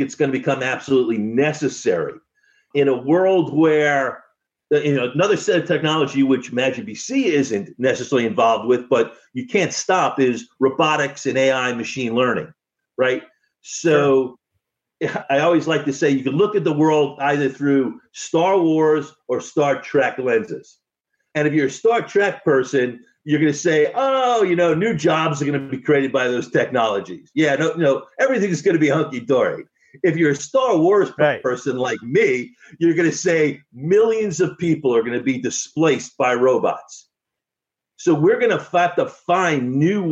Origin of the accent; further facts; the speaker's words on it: United States; as an American